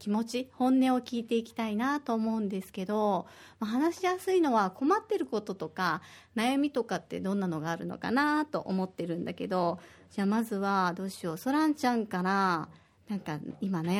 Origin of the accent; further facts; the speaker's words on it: Osaka, Japan; ま私はもう大阪人ですけど沖縄の人たちって大人でもバス乗らない人って多いからすごいいい経験してると思います